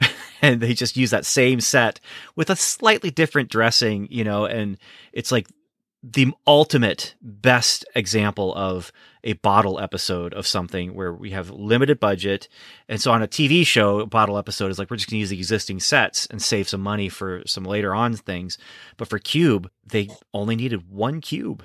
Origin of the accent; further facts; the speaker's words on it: United States; also born or lived in Canada; I was born in the States.